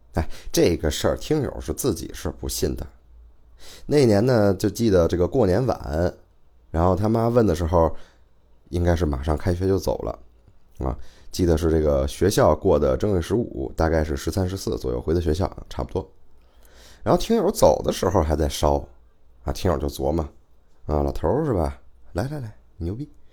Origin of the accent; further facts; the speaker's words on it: Beijing, China; 我是北京的啊，不管是生活还是工作都在北京